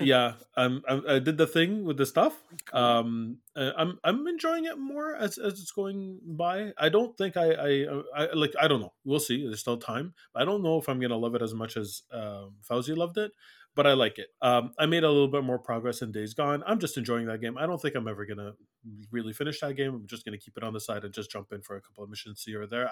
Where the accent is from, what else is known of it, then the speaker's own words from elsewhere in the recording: Iraq; moved away; I'm I'm from Iraq, but I've been living here for 30 years